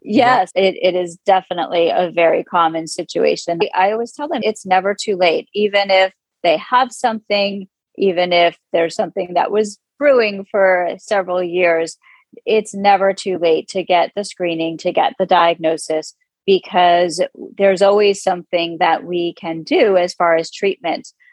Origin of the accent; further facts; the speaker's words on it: Manalapan, New Jersey, United States; moved away; also born or lived in Abington, Pennsylvania; I grew up in central Jersey in a town called Manalapan, New Jersey, about halfway between New York City and Philadelphia